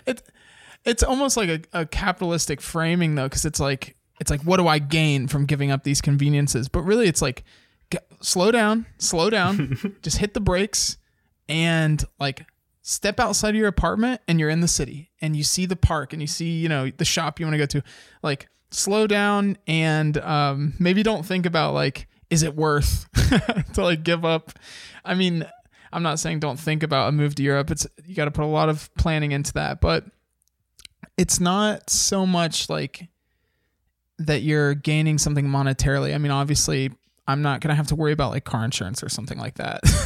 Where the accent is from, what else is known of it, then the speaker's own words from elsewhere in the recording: United States; as an American